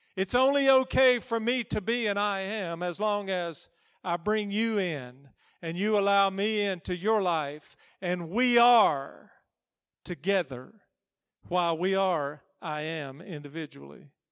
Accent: United States; I'm American

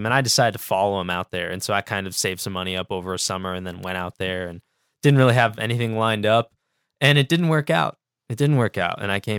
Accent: Indiana, United States; I'm from Indiana, kind of not too far from Chicago.

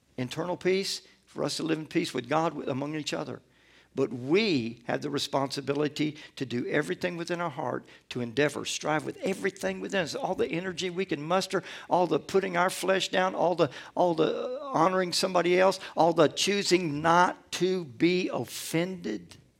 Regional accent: Atlanta, Georgia, United States; born or raised there; also born or lived in Gulfport, Mississippi

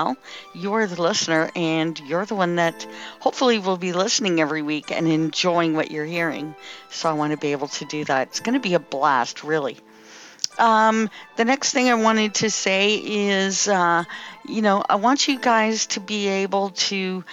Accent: Timmins, Ontario, Canada; I am from Timmins, Ontario, Canada

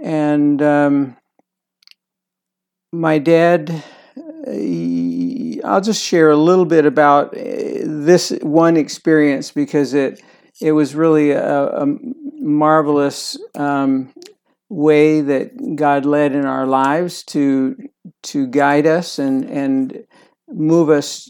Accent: Lancaster County, Pennsylvania, United States; I was born in Lancaster County, Pennsylvania.

